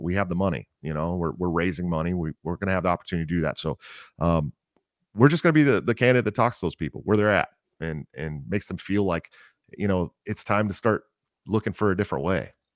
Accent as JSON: {"language": "English", "town": "Oakland", "region": "California", "country": "United States", "tie": "born or raised there", "said": "I grew up in California. Uh, I was one of the East Bay California kids, right outside San Francisco, Oakland, to be more exact"}